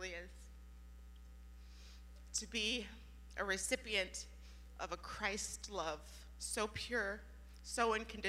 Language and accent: English; Youngstown, Ohio, United States; I was born in Youngstown, being a part of a very rough neighborhood